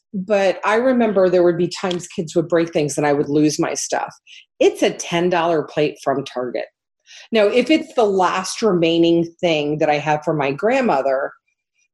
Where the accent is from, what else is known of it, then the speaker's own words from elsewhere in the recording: Miami, Florida, United States; moved away as an adult; also born or lived in Midwest; I'm a kid from Miami who grew up as an adult in the Midwest, and that Midwestern sensibility really echoes with me